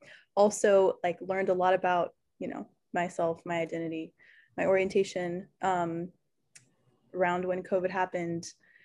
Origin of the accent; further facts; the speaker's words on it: Boston, Massachusetts, United States; also born or lived in Connecticut; I'm from Boston, but I'm in Connecticut right now.